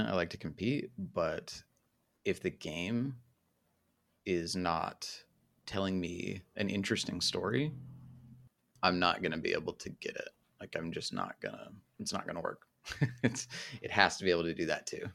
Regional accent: Utah, United States; moved away as an adult; also born or lived in Illinois / Southern Germany; now in Germany; I was uh, born and raised in Utah

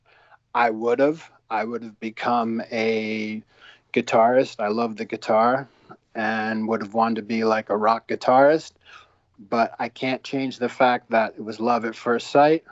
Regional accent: Providence, Rhode Island, United States; moved away; Born and raised in Providence

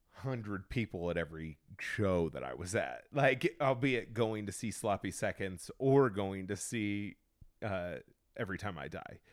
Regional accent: Indiana, United States; moved away; I'm originally from Indiana

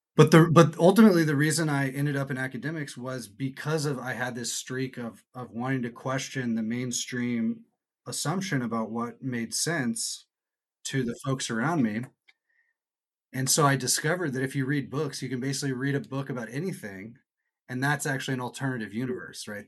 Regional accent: Irvine, California, United States; I grew up in Irvine, Orange County

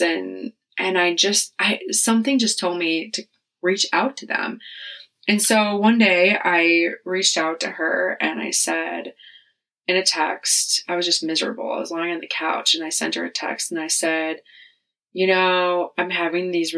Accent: Wisconsin, United States; moved away as an adult; also born or lived in Charlotte; We're both from Wisconsin

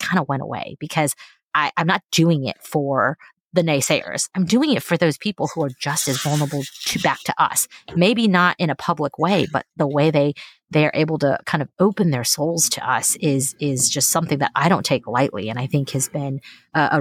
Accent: Texas, United States; first language Mandarin Chinese; English is a second language; I'm Chinese, and I grew up in Texas

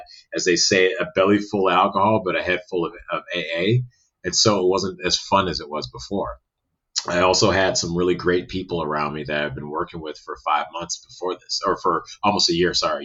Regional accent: Chicago, Illinois, United States; I grew up in North Shore, Chicago

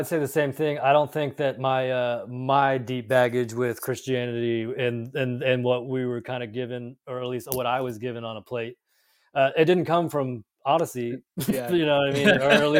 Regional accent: Pasadena, California, United States; So I was born here in Pasadena, and that's where Focus was started. And so we lived out here.

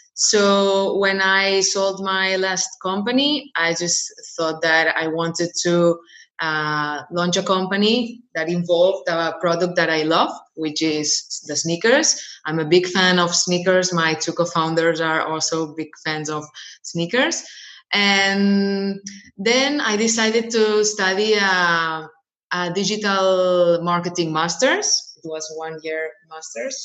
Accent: Barcelona, Catalonia, Spain; I was born and raised in Barcelona, in, in Spain.

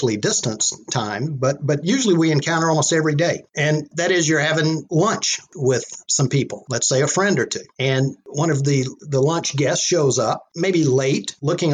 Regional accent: South Carolina, United States; moved away as an adult; now in Chapel Hill, United States; I was born and raised in South Carolina, also known as the Lower Carolina. And I grew up in a small town in the low country of South Carolina

